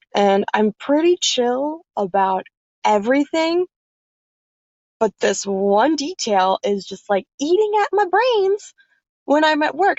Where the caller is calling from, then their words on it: New Jersey, United States; I'm calling you from the Garden State, good old New Jersey.